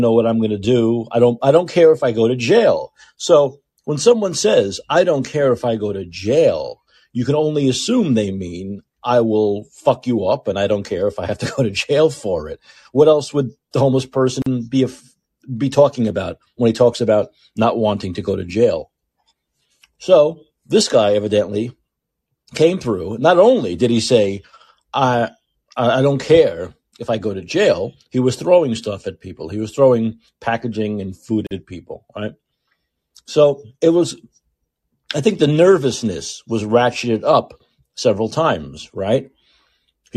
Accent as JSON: {"language": "English", "town": "New York City", "region": "New York", "country": "United States", "moved": "yes", "lives_now": "San Francisco, United States", "said": "I lived in New York City. I'm from New York City"}